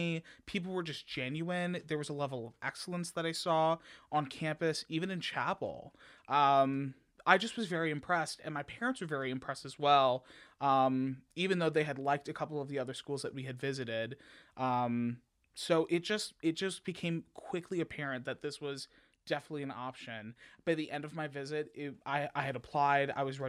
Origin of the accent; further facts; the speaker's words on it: Orland Park, Illinois, United States; So I live in a suburb that's about 35 minutes southwest of the city called Orland Park. {S1} Sure. {S2} So I grew up there